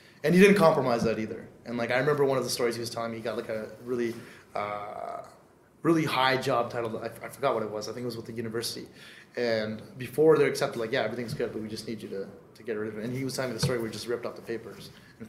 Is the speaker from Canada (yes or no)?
yes; Canada; English is a second language; I didn't know a lick of English.